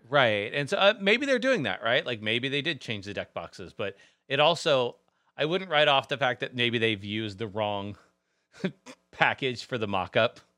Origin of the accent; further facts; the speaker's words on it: Texas, United States; I'm from Texas.